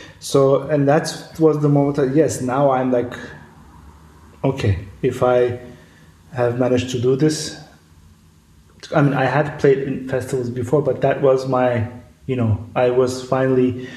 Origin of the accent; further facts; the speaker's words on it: Istanbul, Turkey; moved away as an adult; now in Berlin, Germany; I'm a self-taught electronic musician who was born and raised in Istanbul, but has been living in Berlin since mid-2014